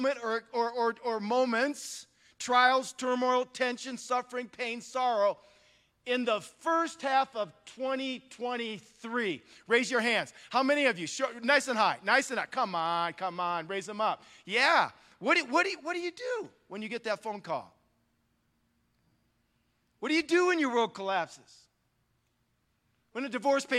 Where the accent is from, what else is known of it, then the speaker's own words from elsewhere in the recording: Northwest Ohio, United States; moved away as an adult; also born or lived in Milwaukee, Wisconsin; now in California, United States; I grew up, I'm now in California, but I grew up in Northwest Ohio. I'm a rural kid, okay? I'm from a farming community